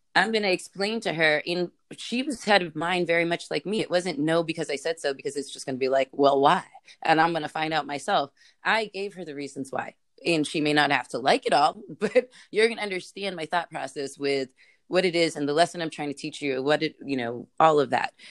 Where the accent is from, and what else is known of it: California, United States; born or raised there